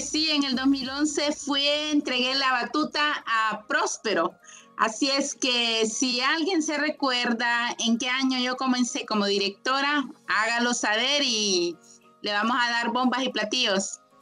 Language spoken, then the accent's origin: Spanish; Honduras; castillistas de Honduras